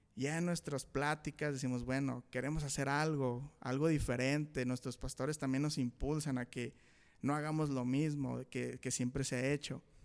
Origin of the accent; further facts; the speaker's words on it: Saltillo, Coahuila, Mexico; Somos de aquí de Saltillo, Coahuila